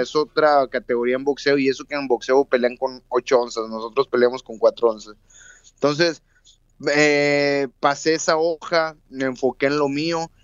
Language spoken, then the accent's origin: Spanish; Monterrey, Nuevo León, Mexico; moved away as an adult; now in Tijuana, Mexico; yo soy de Monterrey, Nuevo León, ahí tengo mi familia, mis hermanos, yo vivo con mi esposa en Tijuana